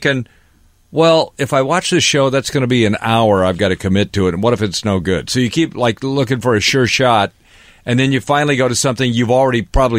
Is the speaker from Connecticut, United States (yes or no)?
no; Seattle, Washington, United States; moved away as an adult; also born or lived in New York; I'm from Seattle.